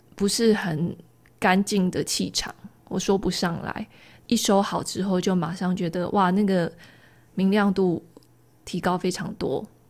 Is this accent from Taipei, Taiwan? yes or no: no; rural Taichung, Taiwan; moved away; 我的老家是在台中乡下一个田中间的透天厝